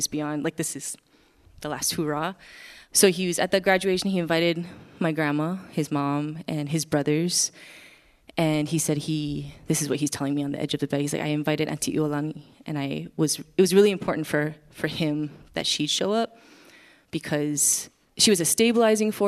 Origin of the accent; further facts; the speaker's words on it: Wailuku, Hawaii, United States; moved away; I am from Wailuku, Maui